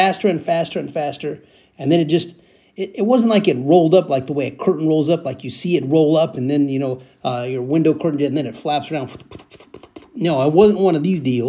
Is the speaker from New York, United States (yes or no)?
no; San Joaquin Valley, California, United States; I was growing up in the San Joaquin Valley, east of the Bay Area. I was growing up there